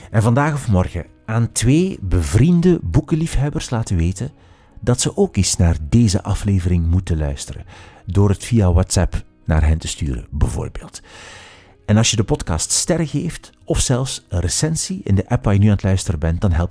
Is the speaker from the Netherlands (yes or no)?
no; Ghent, Flanders, Belgium; born there; ik doe soms een poging, maar ik ben wel geboren in Gent, maar ik kan echt niet zo goed dialect.